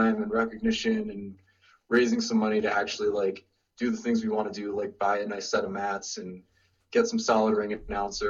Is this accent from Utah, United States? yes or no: no; Rhode Island, United States; But originally I'm from Rhode Island.